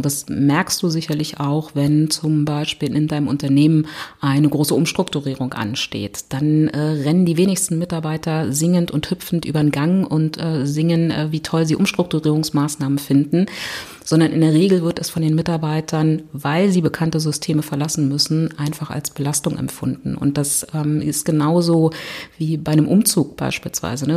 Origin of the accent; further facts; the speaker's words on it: Berlin, Germany; ich komme aus Berlin